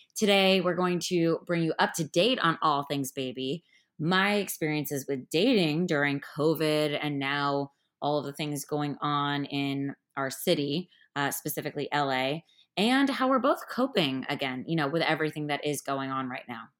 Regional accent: Miami, Florida, United States; I'm from Miami

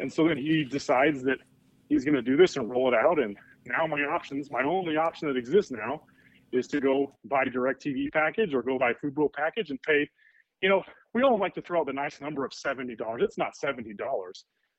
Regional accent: Provo, Utah, United States; I'm from Provo, too.

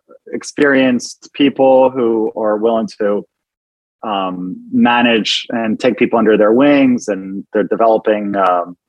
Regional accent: New Jersey, United States; moved away as an adult; also born or lived in France / California / New York City; now in Miami, United States; I grew up in New Jersey. And before that, I was born in France.

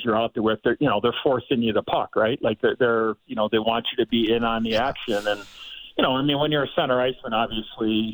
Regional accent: Chicago, Illinois, United States; growing up in Chicago, my life was hockey

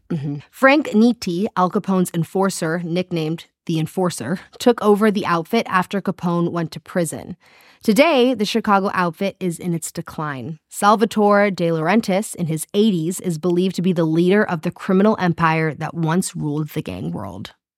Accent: South Africa; accent: South African; I can only do a South African accent because it's my own

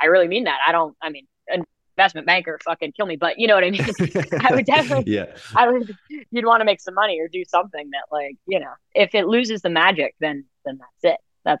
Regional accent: New York City, New York, United States; I grew up in New York City

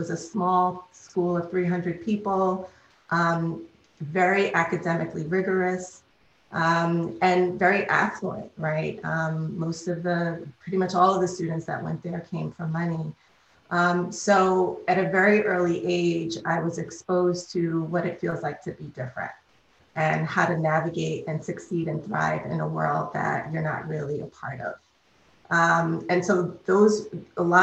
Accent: New York City, New York, United States; I'm a native New Yorker. I grew up in Harlem

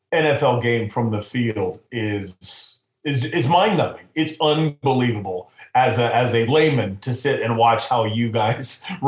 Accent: Midwest, United States; now in Arizona, United States; As a Midwesterner, I've always said I can't shovel heat.

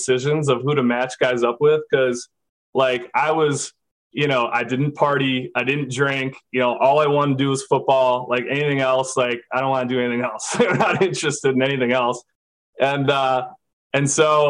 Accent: Minnesota, United States; moved away as an adult; I'm from Minnesota. I play quarterback

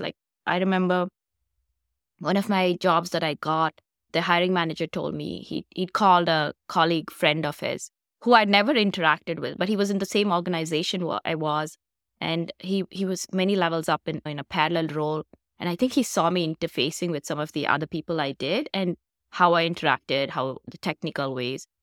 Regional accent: India; moved away as an adult; I'm originally from India, so I came here for graduate school

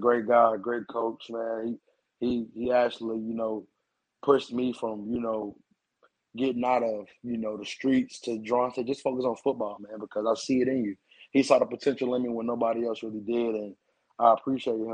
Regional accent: Greensboro, North Carolina, United States; moved away as an adult; now in Jackson, United States; I'm from Greensboro, North Carolina

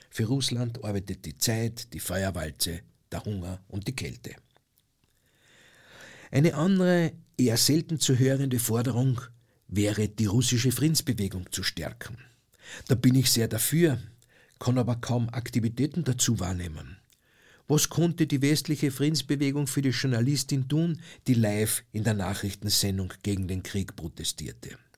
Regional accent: Austria; Ich als Österreicher sage, dass das ein Pazifismus sein muss, der sich zur bewaffneten Neutralität bekennt

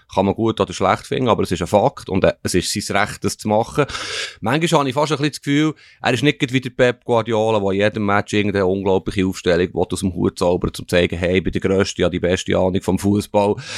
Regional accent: German-speaking Switzerland, Switzerland; uns Deutschschweizer

